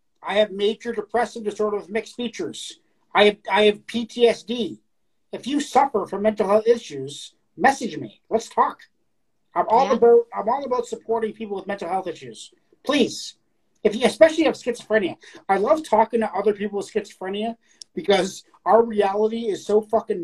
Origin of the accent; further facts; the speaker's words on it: Canada; I'm Canadian